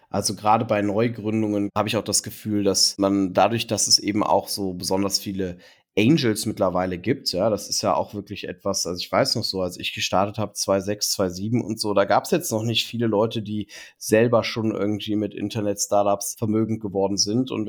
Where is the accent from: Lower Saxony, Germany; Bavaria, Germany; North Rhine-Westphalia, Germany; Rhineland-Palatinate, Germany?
North Rhine-Westphalia, Germany; Cologne; now in Berlin, Germany; Ich bin, ich bin äh, Kölner und äh, äh, bin eben sehr bewusst nach Berlin gekommen, um die Code hier zu etablieren.